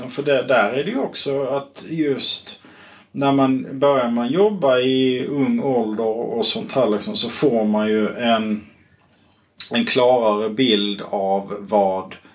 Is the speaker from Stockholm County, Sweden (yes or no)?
no; Kristianstad, Skåne, Sweden; jag är uppvuxen i, eh, i Kristianstad kommun